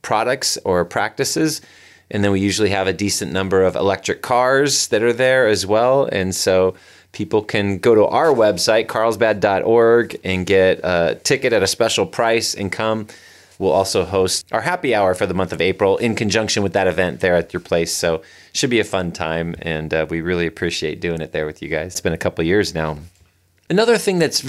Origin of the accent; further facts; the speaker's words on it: North County, California, United States; I grew up in North County